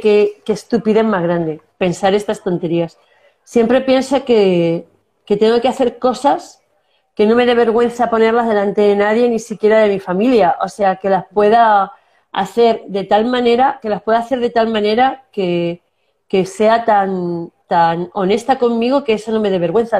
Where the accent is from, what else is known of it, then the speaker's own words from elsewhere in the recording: Castilla-La Mancha, Spain; accent: manchego; moved away as an adult; also born or lived in Córdoba / Canary Islands; yo soy manchega, ya tengo mi acento